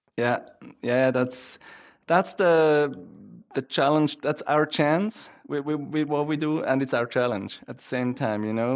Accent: Switzerland; I grew up in Switzerland

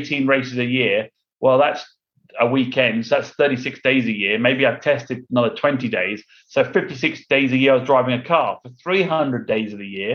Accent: London, United Kingdom; moved away as an adult; also born or lived in Houston, United States; now in United States; I'm from London, England. So okay. I was born in England and moved

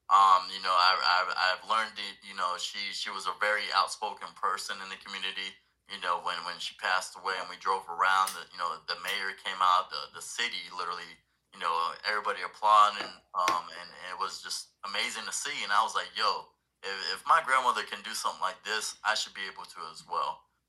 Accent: Puerto Rico; now in Jacksonville, United States; I'm originally from Puerto Rico, you know, moved out. My dad was in the Navy. You know, we moved out to Florida, Jacksonville, Florida.

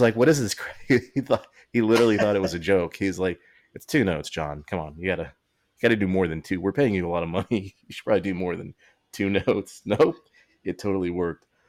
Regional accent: Texas, United States; we grew up in Texas

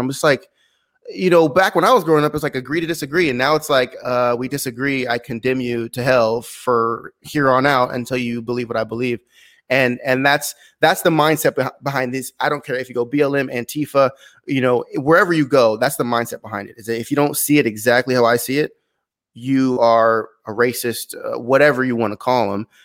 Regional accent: San Luis Obispo, California, United States; moved away as an adult; also born or lived in Glendale, California; was raised on the Central Coast of California, San Luis Obispo, um, a coastal, a coastal city

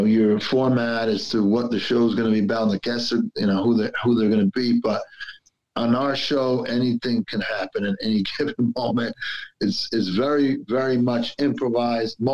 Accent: Clifton, New Jersey, United States; also born or lived in Belleville, New Jersey / Newark, New Jersey; me growing up in Clifton and then in Belleville and then hanging out and working in Newark

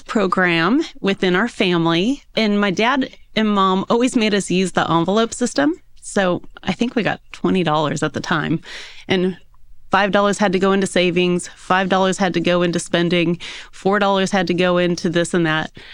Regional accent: Yorba Linda, California, United States; also born or lived in Newport Beach / Park City; So I was born and raised in Southern California, in a little city called Yorbalinda

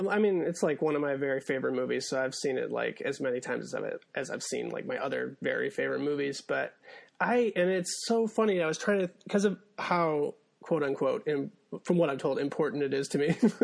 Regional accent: Monroe, Michigan, United States; Do the Right Thing did not play in my hometown of Monroe, Michigan.

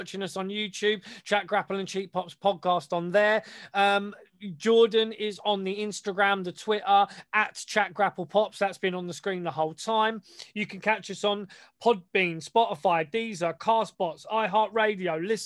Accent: United Kingdom; we're British

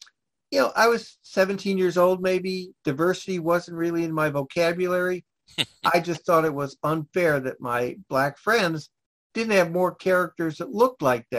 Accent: Cleveland, Ohio, United States; also born or lived in Medina, Ohio; I grew up in Cleveland, which was a really segregated city.

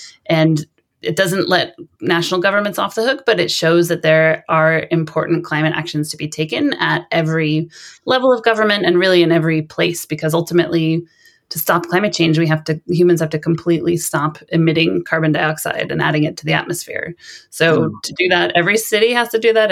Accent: Sonoma, California, United States; moved away as an adult; now in Lund, Sweden; I grew up in California in a town called Sonoma, which is about an hour north of San Francisco

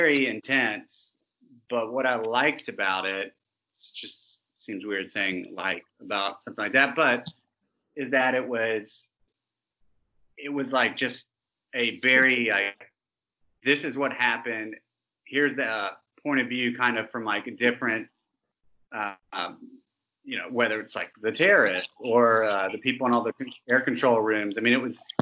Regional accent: Montgomery, Alabama, United States; we're all from Montgomery, Alabama

